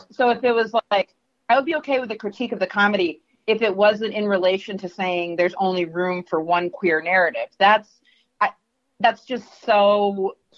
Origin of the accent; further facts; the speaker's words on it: New York, United States; I'm from New York